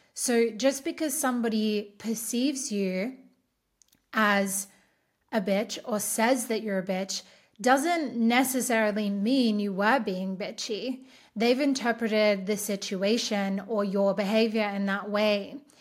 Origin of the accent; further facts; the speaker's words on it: Australia; I'm Australian